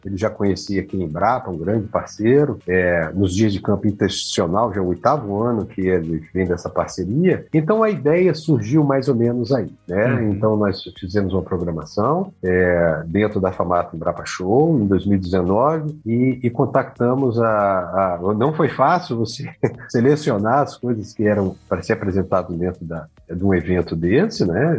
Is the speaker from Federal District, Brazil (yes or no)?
yes; Brasília, Federal District, Brazil; also born or lived in Maceió, Alagoas; now in Sinop, Brazil; E aos quatro anos é, nos, nos, mudamos para Brasília e fui criado lá